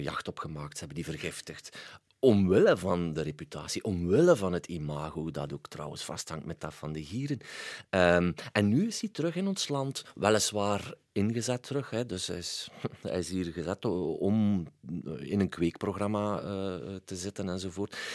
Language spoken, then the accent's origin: Dutch; Waasland, Flanders, Belgium; ik kom van het Waasland